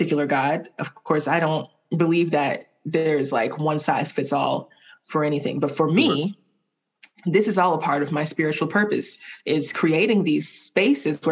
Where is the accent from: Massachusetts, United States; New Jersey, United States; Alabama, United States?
Alabama, United States; also born or lived in Miami; when I left for grad school, it was the first time I lived anywhere other than Alabama